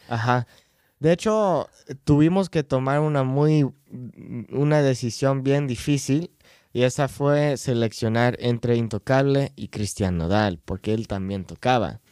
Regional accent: United States; Spanish is a second language; soy gringo

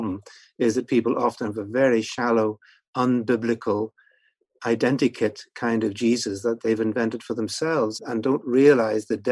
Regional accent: Northern Ireland, United Kingdom; now in London, United Kingdom; I'm actually originally from Northern Ireland. That's where the accent comes a bit

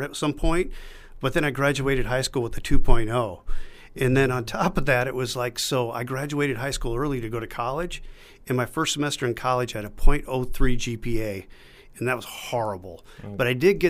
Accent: Sioux City, Iowa, United States; moved away as an adult; now in Scranton, United States; I was born in Sioux City, Iowa

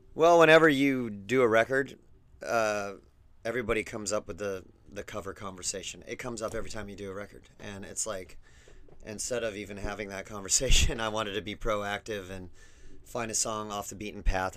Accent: Southern California, United States; I live in Los Angeles and I was born and raised in Southern California

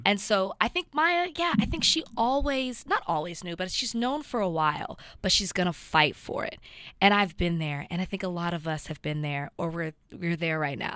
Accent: the South, United States; I grew up in the South

